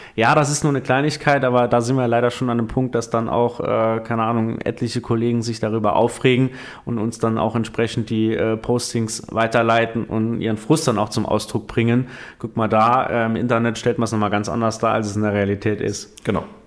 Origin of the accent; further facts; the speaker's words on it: northern Saarland, Germany; ich komme oben aus dem Nordsaarland